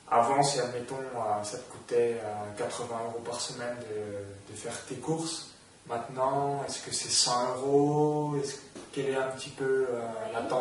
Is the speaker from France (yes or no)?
yes; France; En tant que Français, il y a une grosse culture.